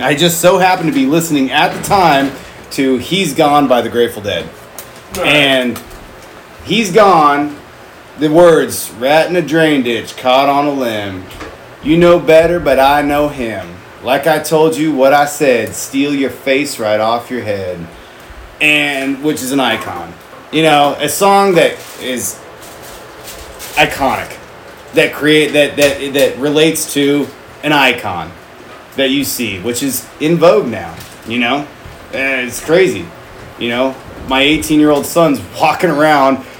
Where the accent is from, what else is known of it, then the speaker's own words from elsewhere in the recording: Southern California, United States; growing up in Southern California